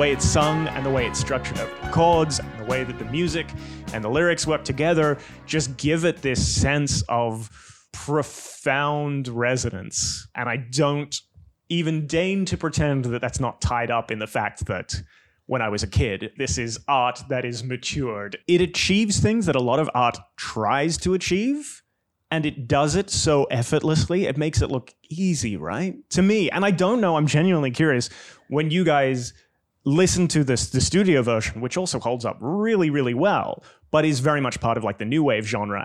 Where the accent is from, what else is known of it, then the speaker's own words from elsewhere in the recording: Australia; Growing up in Australia, now house like three streets back from the beach.